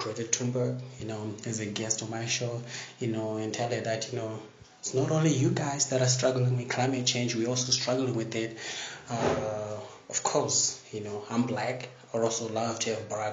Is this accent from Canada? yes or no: no; Zimbabwe; I'm from Zimbabwe